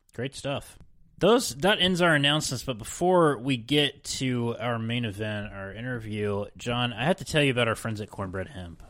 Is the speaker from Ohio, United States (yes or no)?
no; Parkersburg, West Virginia, United States; I literally did not know a single Jewish person growing up in Parkersburg, West Virginia